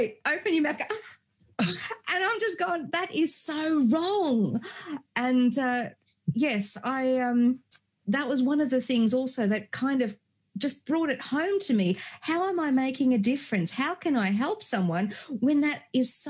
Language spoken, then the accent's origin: English; Germany; I was born in Germany many moons ago.